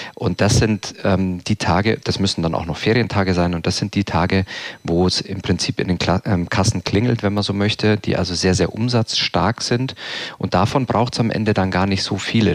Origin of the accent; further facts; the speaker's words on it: Southern Germany, Germany; Ich bin damit aufgewachsen hier im Süden